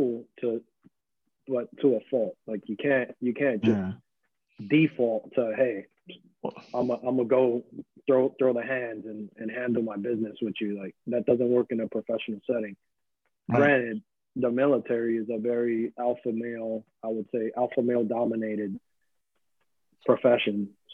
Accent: New York City, New York, United States; moved away as an adult; On Jerome Avenue, that's where I grew up.

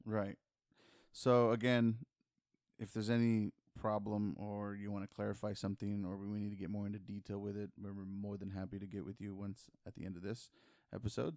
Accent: San Antonio, Texas, United States; we're from San Antonio, and here in this city, technically, we're the majority

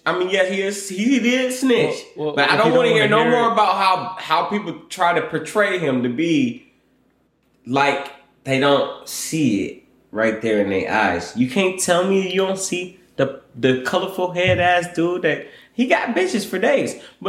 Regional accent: Michigan, United States; and I'm from Michigan.

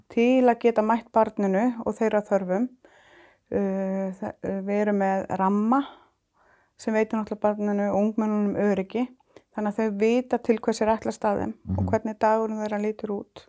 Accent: Iceland

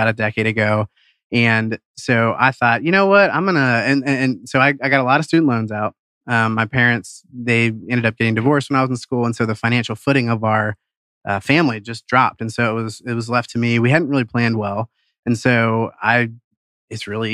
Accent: Cincinnati, Ohio, United States; moved away as an adult; now in Atlanta, United States; I grew up in Cincinnati, went to the University of Cincinnati, came down here right after graduation

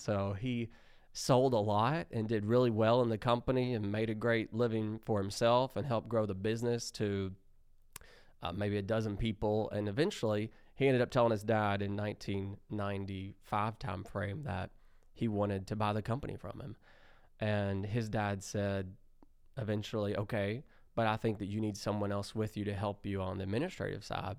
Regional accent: Lexington, Kentucky, United States; And I was born in Lexington, so I've been here my whole life. Went to high school around here. Went to college at UK.

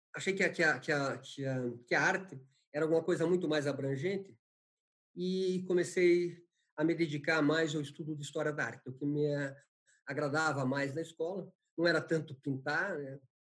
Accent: Paraná, Brazil; also born or lived in Santa Catarina; nasci em Santa Catarina, porque meu pai prestava serviço ao meu avô, que tinha fundado uma pequena cidade no interior de Santa Catarina. Mas toda a minha tradição é paranaense. Né? Eu venho muito pequeno para o Paraná

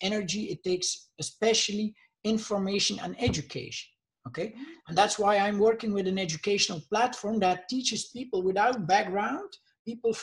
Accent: Bruges, Flanders, Belgium; I'm from Bruges, Belgium. They call it the Venice of the North.

